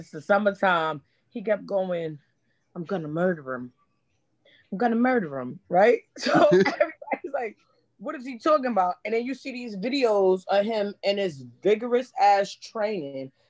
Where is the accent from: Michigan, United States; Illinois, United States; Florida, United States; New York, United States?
New York, United States; New York City; moved away; I'm from Brownsville